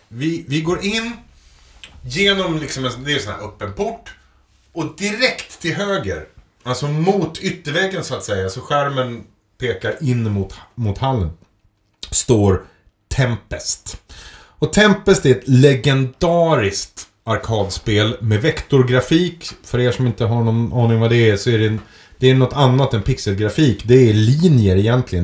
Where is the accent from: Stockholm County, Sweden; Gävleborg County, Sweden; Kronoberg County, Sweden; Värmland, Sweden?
Gävleborg County, Sweden; Edsbyn; moved away as an adult; i Edsbyn då, där jag växte upp